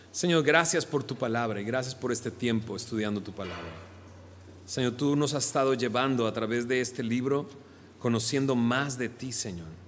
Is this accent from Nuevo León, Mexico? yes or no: yes; Monterrey, Nuevo León, Mexico; accent: regio; yo soy de acá, de Monterrey, pero pues ya no hablo como regio. Se me acabó el acento. Llevo realmente 22 años fuera de, Monterrey.